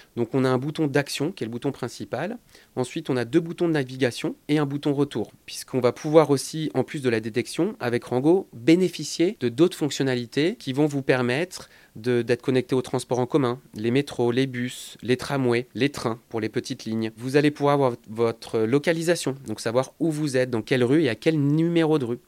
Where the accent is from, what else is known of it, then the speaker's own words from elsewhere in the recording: France; chez nous en France